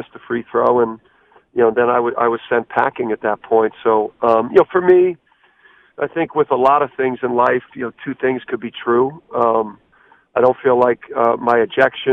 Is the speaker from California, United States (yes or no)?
no; New Jersey, United States; now in Connecticut, United States; I grew up in Jersey